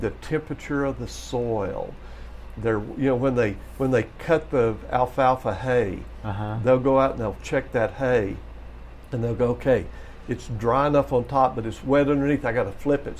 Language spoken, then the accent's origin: English; West Texas, United States; growing up in West Texas